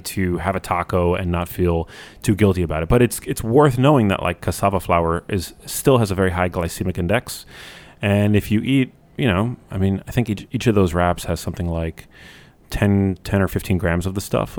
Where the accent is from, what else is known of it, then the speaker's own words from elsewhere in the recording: New York City, New York, United States; I grew up here in New York City